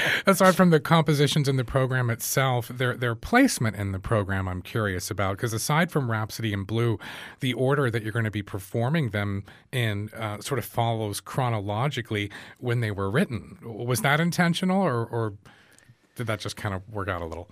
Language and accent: English; United States; growing up in the U S